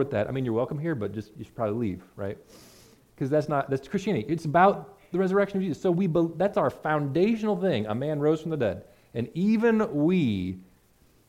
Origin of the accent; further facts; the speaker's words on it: United States; us as American evangelical non-charismatics